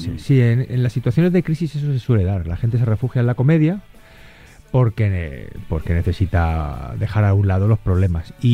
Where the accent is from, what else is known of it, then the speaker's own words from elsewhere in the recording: Castilla-La Mancha, Spain; Es así un poco como somos los manchegos.